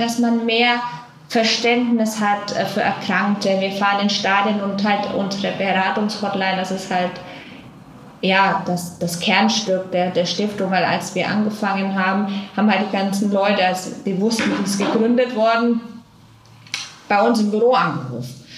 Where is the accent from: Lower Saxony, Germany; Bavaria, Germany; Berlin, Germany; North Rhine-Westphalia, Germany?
Bavaria, Germany; Franconia; now in Cologne, Germany; ich komme aus Franken